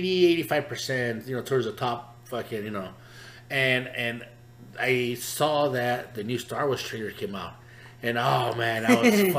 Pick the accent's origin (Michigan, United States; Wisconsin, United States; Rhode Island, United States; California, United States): California, United States; Los Angeles; When we grew up right there in East